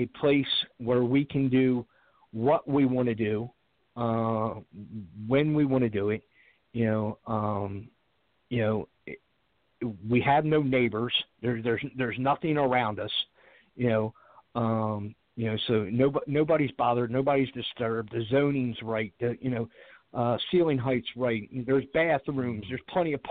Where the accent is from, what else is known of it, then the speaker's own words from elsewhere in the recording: Baltimore, Maryland, United States; I'm from Baltimore